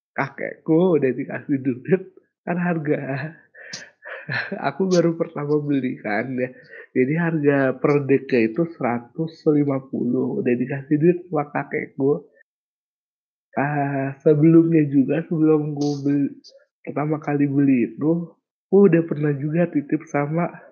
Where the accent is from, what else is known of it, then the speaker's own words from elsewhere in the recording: Kendari, Southeast Sulawesi, Indonesia; moved away; daerah asalku Kendari belum ada Indomaret sampai aku lulus SMA baru ada